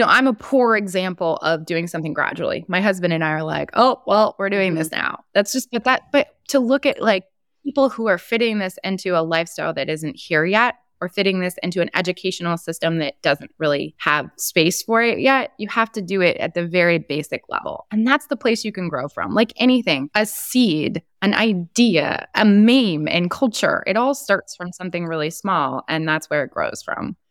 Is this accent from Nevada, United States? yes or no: no; New Jersey, United States; my home state of New Jersey